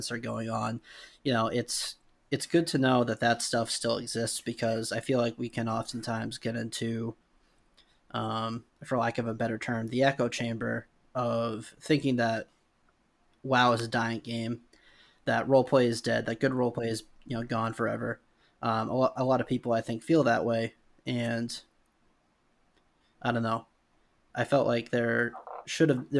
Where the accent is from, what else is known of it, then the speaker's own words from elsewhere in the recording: New England, United States; I'm from New England